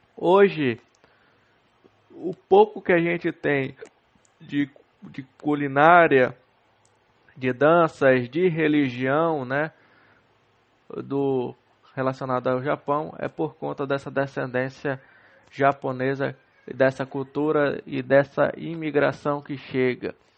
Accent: Castanhal, Pará, Brazil; no município aqui de Castanhal, no município onde eu nasci e cresci

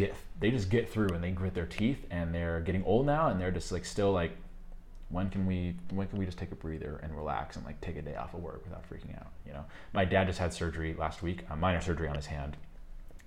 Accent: just outside of Chicago, Illinois, United States; moved away; also born or lived in New York, United States / Colombia; I grew up just outside of Chicago, very economically depressed

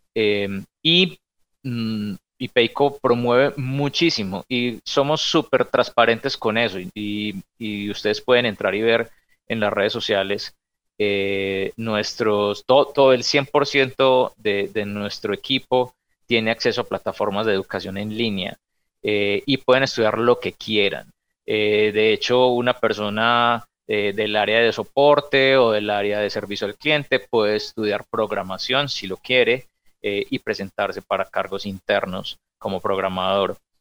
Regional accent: Medellín, Antioquia, Colombia; nosotros somos de Medellín

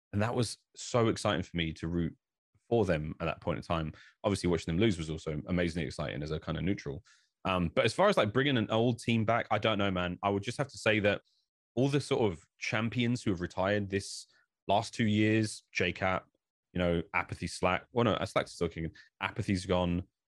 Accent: United Kingdom; I think I'm from Britain

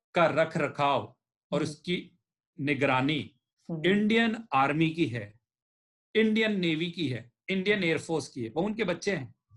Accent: Rajasthan, India; मैं राजस्थान का

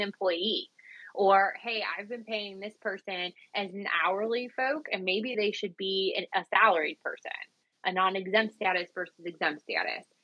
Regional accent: Cleveland, Ohio, United States; I'm from Cleveland, Ohio

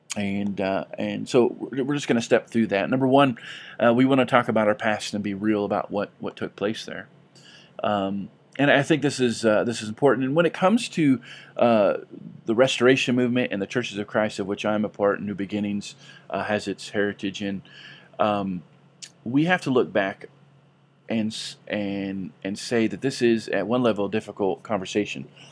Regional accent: California, United States; growing up in California

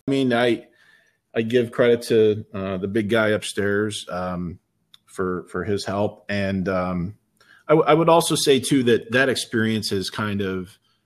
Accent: Heuvelton, New York, United States; growing up in Heuvelton

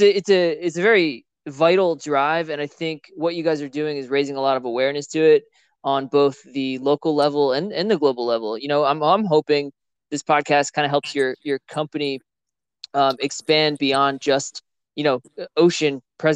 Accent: New Jersey, United States; Growing up in Jersey

